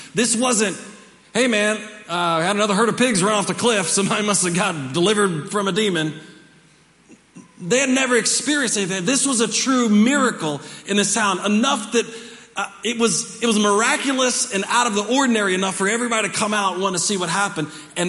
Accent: Dover, Delaware, United States; born there; I was born in Dover, Delaware, and in an Air Force base

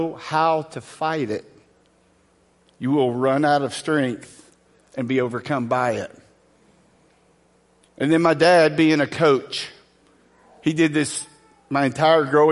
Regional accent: Angleton, Texas, United States; I grew up in Southwest Texas, in a small town southwest of Houston called Angleton.

